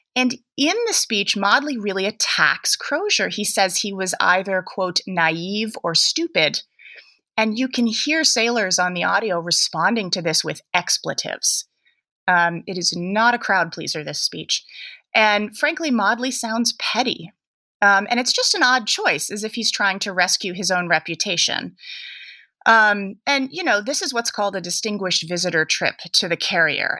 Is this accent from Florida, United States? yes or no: no; San Francisco Bay Area, California, United States; I am also from the San Francisco Bay Area.